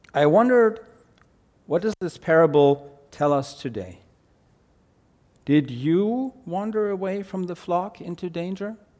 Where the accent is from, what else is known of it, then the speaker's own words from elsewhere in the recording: Germany; accent: German; English is a second language; moved away; my German accent